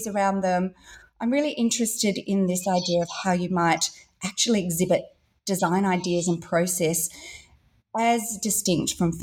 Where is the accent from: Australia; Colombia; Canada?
Australia; Perth, Western Australia; moved away; also born or lived in London; I grew up in Western Australia here in Australia, so in Perth